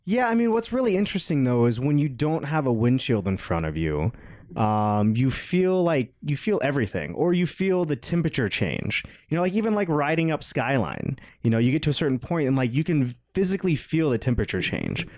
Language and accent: English; outside of Atlanta, Georgia, United States; moved away; I grew up outside of Atlanta